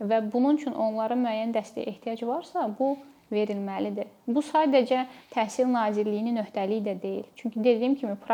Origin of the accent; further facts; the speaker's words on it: Azerbaijan; Biz ola bilər ki, hamımız Azərbaycanlıyıq, amma dediyim kimi böyüdüyümüz mühitlər bir-birindən fərqlənir.